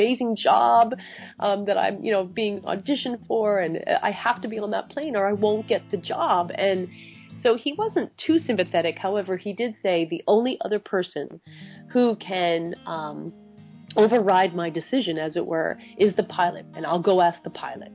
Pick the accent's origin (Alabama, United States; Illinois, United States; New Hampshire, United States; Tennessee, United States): New Hampshire, United States; I grew up in New Hampshire